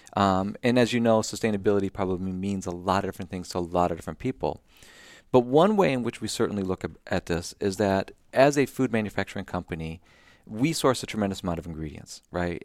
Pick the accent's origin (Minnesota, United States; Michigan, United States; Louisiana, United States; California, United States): Michigan, United States; Southeast; moved away; grew up in Southeast Michigan